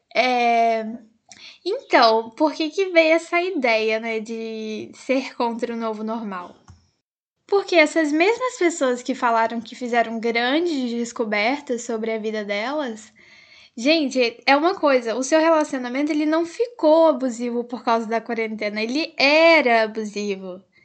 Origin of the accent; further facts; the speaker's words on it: Brazil; enquanto brasileiros